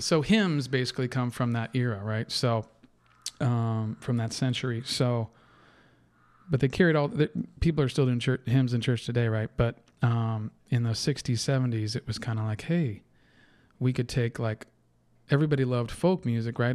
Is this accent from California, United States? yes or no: yes; Napa, California, United States; moved away as an adult; also born or lived in Irvine, California / Las Vegas; the same place I was born, which is in Napa, California